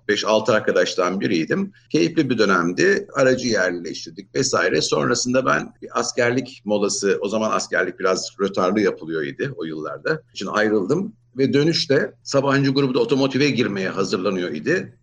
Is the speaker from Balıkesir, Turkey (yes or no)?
no; Ankara, Turkey; moved away as an adult; also born or lived in Istanbul; Ben 1961 Ankara doğumluyum. İlk orta öğrenim lise Ankara'da tamamladım.